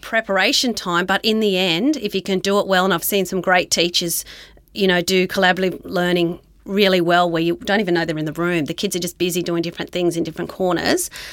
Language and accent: English; Dubbo, New South Wales, Australia; moved away as an adult; also born or lived in Newcastle, New South Wales; now in Queensland, Australia; I grew up in Dubbo in New South Wales